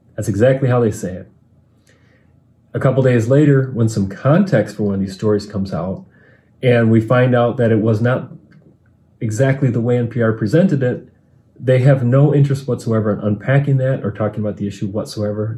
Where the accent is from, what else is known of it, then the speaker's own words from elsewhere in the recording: Michigan, United States; I'm from Michigan.